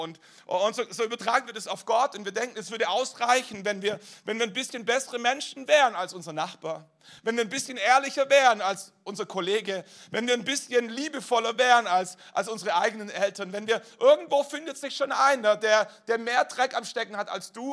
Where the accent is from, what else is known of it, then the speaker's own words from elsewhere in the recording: Germany; als deutsche Staatsbürger